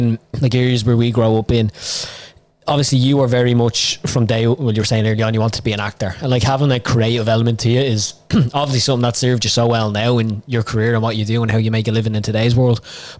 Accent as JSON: {"language": "English", "town": "Dublin", "region": "Leinster", "country": "Ireland", "tie": "born or raised there", "said": "we're from Bon Og in Clondalkin, so it's not too far out."}